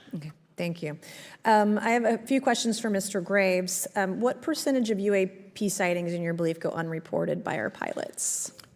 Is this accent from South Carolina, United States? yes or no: yes; South Carolina, United States; my home state of South Carolina